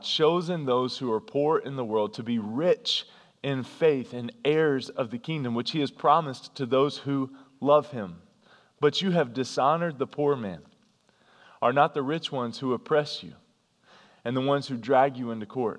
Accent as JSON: {"language": "English", "region": "North Carolina", "country": "United States", "tie": "born or raised there", "said": "I grew up in North Carolina"}